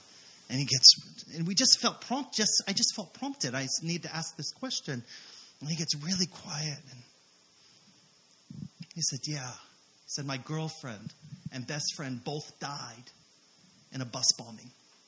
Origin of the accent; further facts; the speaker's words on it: Hawaii, United States; oh, we came from Hawaii.